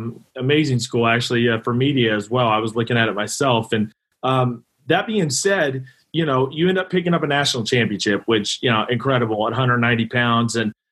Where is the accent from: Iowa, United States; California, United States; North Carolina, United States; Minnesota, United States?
Iowa, United States; Northwest; I grew up in Northwest Iowa.